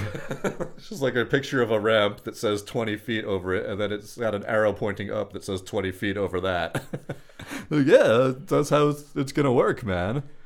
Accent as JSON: {"language": "English", "town": "Long Beach", "region": "California", "country": "United States", "tie": "born or raised there", "said": "growing up in Long Beach"}